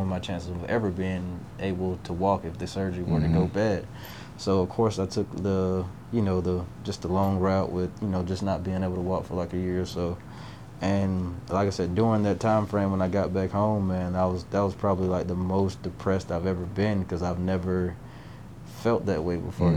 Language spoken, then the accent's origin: English; Warner Robins, Georgia, United States; also born or lived in Tennessee; being born and raised in Warner Robins, Georgia